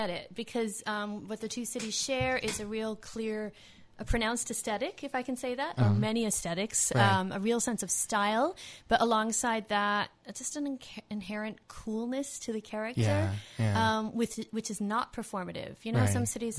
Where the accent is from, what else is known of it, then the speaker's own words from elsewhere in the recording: Milwaukee, Wisconsin, United States; also born or lived in Glasgow / Dublin; now in Leicester, United Kingdom; I'm from Milwaukee, Wisconsin, but I have been living variously in Glasgow and then Dublin and now England